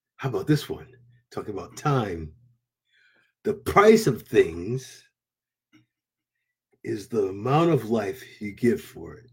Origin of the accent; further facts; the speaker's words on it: New England, United States; I'm from New England.